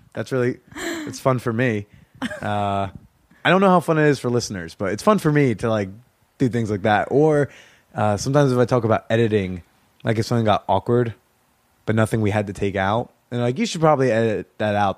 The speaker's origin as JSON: {"language": "English", "region": "New Jersey", "country": "United States", "tie": "born or raised there", "moved": "yes", "said": "if I go home to Jersey to, like, my hometown"}